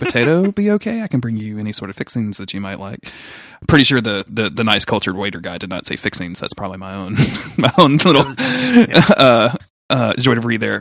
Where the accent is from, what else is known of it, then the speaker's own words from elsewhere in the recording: the South, Southern United States, United States; accent: southern; my southern accent